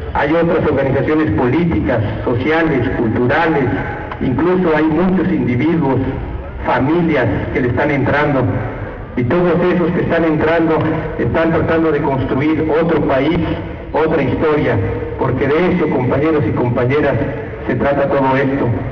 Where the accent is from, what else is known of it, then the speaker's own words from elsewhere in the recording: Mexico; somos mexicanos